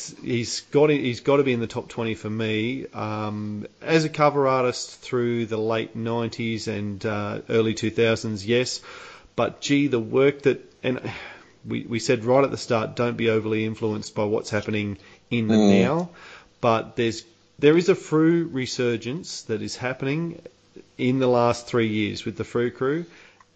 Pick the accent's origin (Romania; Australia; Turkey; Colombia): Australia; as an Australian